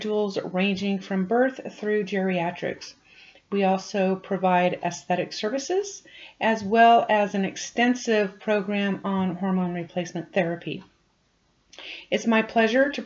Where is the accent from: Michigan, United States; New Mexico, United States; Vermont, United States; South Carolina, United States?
New Mexico, United States; Farmington; I was born and raised in New Mexico, graduated from Farmington High School